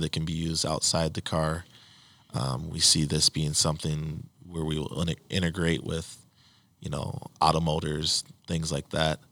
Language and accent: English; Saint Paul, Minnesota, United States; Mike and I growing up in Saint Paul, we knew the Castile family very well